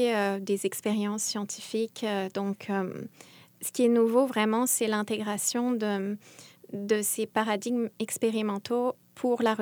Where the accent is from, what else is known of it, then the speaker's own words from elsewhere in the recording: France; now in Montreal, Canada; Et comme je suis française, il s'est mis à me parler des Français de Montréal